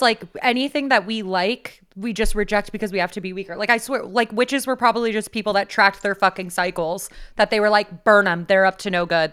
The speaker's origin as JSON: {"language": "English", "town": "San Diego", "region": "California", "country": "United States", "tie": "born or raised there", "said": "I grew up in San Diego."}